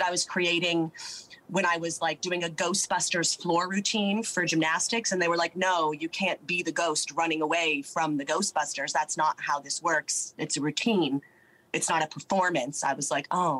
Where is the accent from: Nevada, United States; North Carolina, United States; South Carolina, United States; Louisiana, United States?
Nevada, United States; first language English; moved away as an adult; also born or lived in New York / England; now in Melbourne, Australia; I'm from Nevada, but I went to school in New York